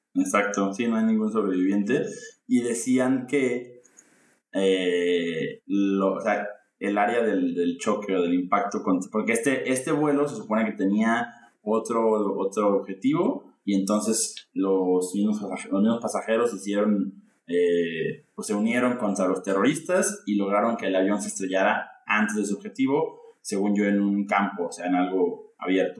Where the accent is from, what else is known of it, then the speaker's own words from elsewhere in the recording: Mexico; en mi colegio de, monjitas, como, como buen mexicano católico